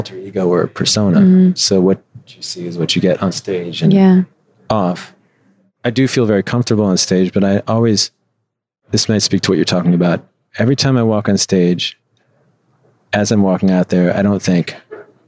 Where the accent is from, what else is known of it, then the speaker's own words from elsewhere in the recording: Chicago, Illinois, United States; moved away as an adult; also born or lived in Midwest; now in Los Angeles, United States; I would come back to what was supposed to be my hometown.